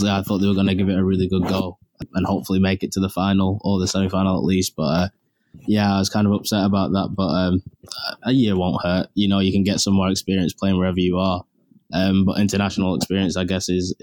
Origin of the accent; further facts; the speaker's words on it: England, United Kingdom; moved away as an adult; now in Cape Breton, Canada; us being English